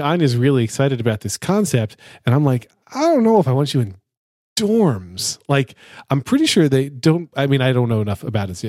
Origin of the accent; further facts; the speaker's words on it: United States; I'm an American